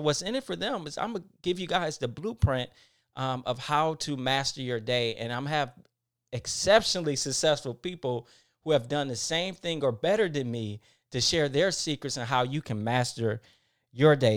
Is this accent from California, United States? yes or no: no; Detroit, Michigan, United States; moved away; I'm from Detroit, Michigan. Uh, one of the um, poorest areas in the city I grew up in.